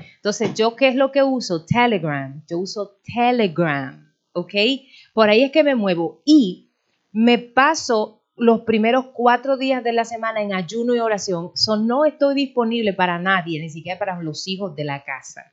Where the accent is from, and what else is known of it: Dominican Republic; moved away